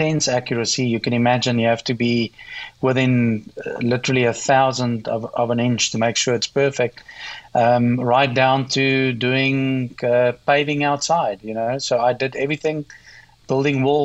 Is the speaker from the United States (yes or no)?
no; Meyerton, Gauteng, South Africa; I grew up in South Africa in what's called today the Gauteng province. And this is around 60 kilometers south of Johannesburg in a little town called Meyerton.